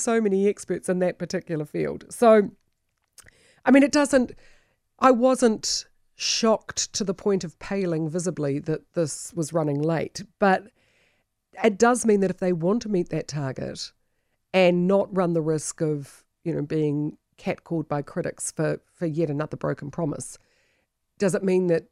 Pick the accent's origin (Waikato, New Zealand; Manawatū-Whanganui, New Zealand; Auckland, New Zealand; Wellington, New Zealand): Waikato, New Zealand; Turangi; I grew up in Turangi during the during the Rangapapa